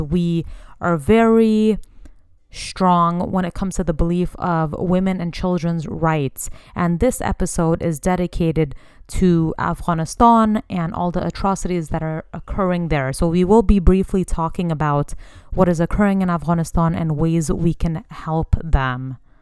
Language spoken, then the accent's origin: English; Bay Area, California, United States; also born or lived in Sacramento, California; I was born and raised in the Bay Area, California, and currently reside in Sacramento, the capital